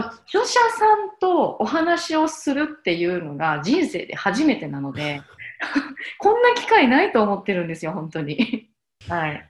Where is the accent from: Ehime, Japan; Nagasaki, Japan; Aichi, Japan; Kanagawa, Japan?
Ehime, Japan; 私の実家は愛媛にあるんですけど、で、愛媛のすごく田舎のところで